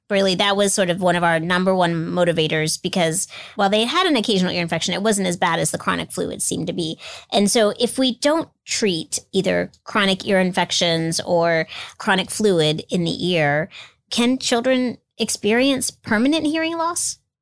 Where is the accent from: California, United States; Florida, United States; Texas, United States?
Florida, United States; moved away; I grew up in Florida